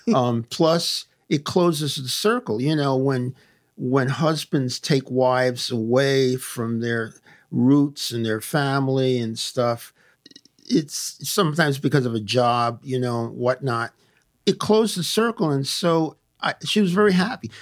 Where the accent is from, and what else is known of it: New York City, New York, United States; born or raised there; moved away as an adult; also born or lived in Massachusetts; now in Lakewood, United States